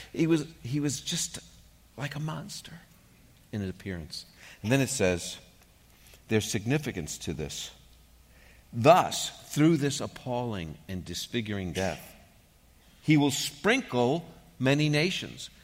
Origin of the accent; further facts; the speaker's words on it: New York City, New York, United States; moved away; When I grew up in New York